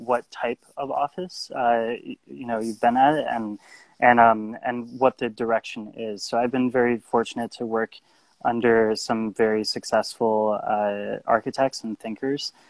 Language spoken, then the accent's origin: English; Los Angeles, California, United States; moved away as an adult; also born or lived in Chicago, Illinois / Tokyo, Japan / Detroit, Michigan; now in Paris, France; I'm from Los Angeles, California, and lived in Chicago for my high school years